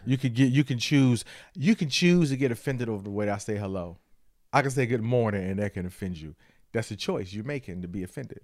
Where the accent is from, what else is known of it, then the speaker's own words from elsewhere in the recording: Detroit, Michigan, United States; I'm from Detroit again